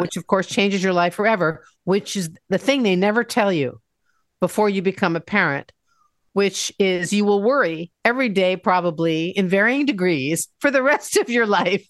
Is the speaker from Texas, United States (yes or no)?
no; Washington, District of Columbia, United States; moved away as an adult; also born or lived in Seattle; my hometown in Washington, D.C.